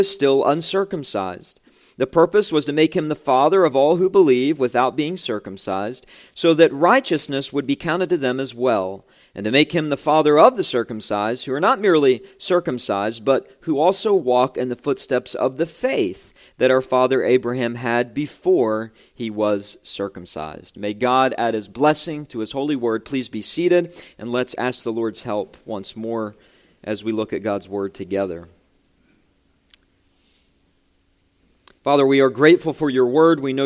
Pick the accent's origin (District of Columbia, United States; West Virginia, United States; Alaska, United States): West Virginia, United States; moved away; when I was pastoring in my home state of West Virginia